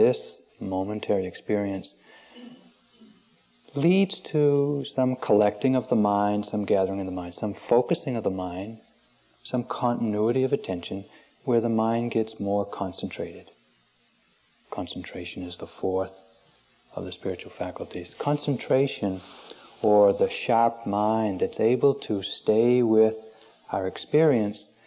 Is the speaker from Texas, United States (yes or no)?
no; Maine, United States; When I was growing up in Maine, a small town in Maine